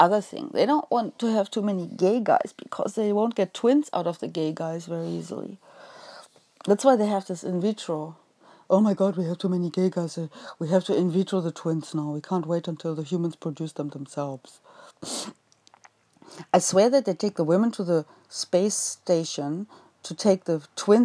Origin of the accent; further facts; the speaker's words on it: Osnabrück, Lower Saxony, Germany; I was born in Osnabrück.